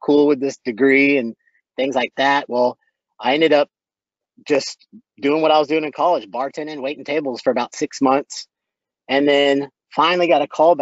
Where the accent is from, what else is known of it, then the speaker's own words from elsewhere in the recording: Boerne, Texas, United States; also born or lived in Waco, Texas; I grew up out in Burney, Texas, which is about 20 miles northwest of San Antonio, went to high school there